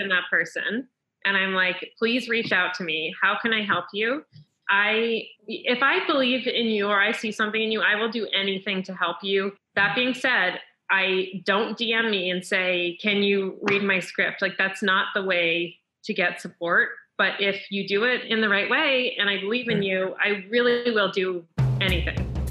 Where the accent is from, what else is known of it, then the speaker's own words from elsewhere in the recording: Chatham, New Jersey, United States; also born or lived in Montreal, Canada; I grew up in Chatham, New Jersey, which is North Jersey.